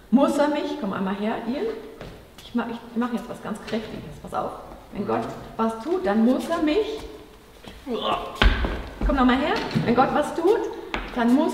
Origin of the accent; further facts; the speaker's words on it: Germany; Wir so als Deutsche, ne, so wie wir aufgewachsen sind in der Schule